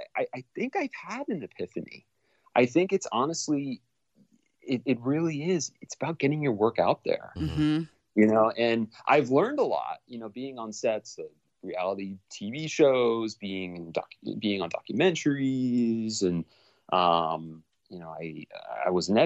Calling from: Los Angeles, California, United States; also born or lived in North Carolina; I am calling you from Los Angeles, California.

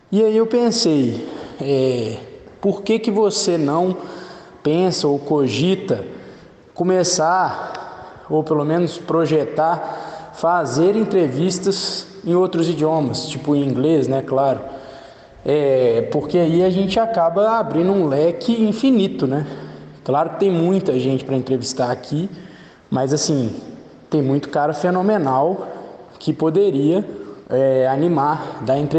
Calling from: Belo Horizonte, Minas Gerais, Brazil; eu sou ouvinte assíduo do PokerCast, né? Sou aqui de BH.

